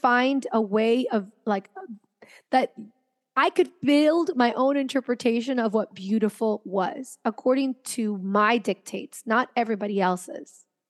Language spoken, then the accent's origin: English; Venezuela; also born or lived in United States / France; So I'm from Venezuela originally, but I didn't grow up there my entire life. I grew up between Venezuela, the United States, and France.